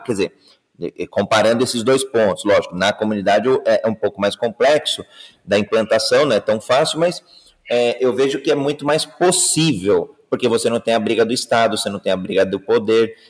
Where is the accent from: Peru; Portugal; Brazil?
Brazil; Eu sou brasileiro